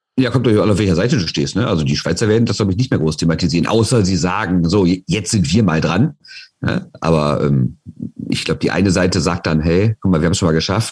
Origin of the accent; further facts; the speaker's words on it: Rhineland, Germany; bei uns im Rheinland